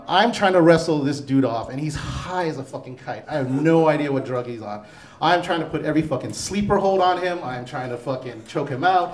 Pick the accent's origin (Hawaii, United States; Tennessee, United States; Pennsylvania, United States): Hawaii, United States; now in Denver, United States; I grew up in Hawaii